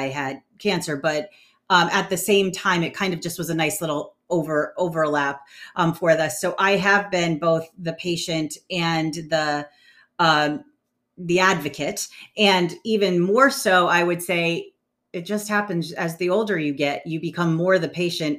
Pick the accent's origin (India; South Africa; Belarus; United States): United States; New London, Connecticut; I grew up in New London, Connecticut